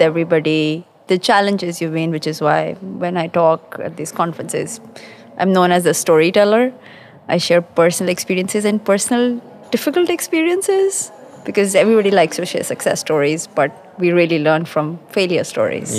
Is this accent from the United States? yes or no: no; Pakistan; moved away as an adult; now in London, United Kingdom; I'm based in London. Uh, I'm originally from Pakistan. I've been in London for about 18 years